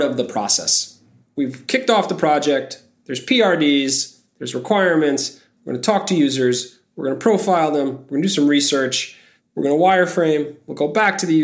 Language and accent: English; New York City, New York, United States; I am from Bay Ridge, Brooklyn